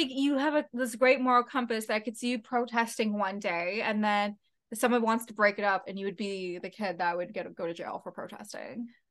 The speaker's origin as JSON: {"language": "English", "town": "London", "region": "Ontario", "country": "Canada", "tie": "born or raised there", "said": "I was born in London, Ontario"}